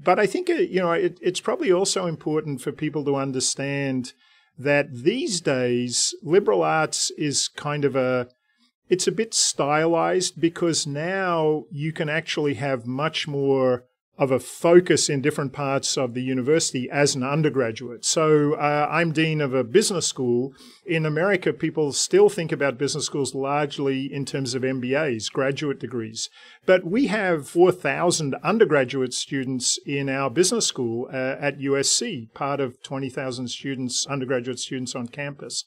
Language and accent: English; Canberra, Australian Capital Territory, Australia; moved away as an adult; now in United States; I grew up in Canberra